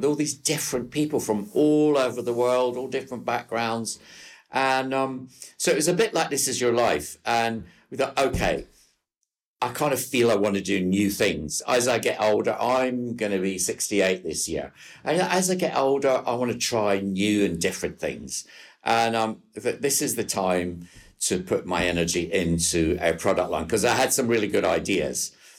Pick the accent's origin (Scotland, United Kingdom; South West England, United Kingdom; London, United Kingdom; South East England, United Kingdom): Scotland, United Kingdom; New Cumnock; I'm from a little coal mining village called Newcomnock, which is about 50 miles south of Glasgow.